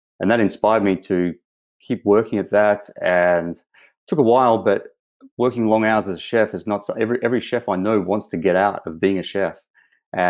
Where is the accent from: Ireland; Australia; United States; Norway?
Australia; moved away as an adult; now in Vancouver Island, Canada; as the accent shows, I'm from Australia. I've been over here 3 years now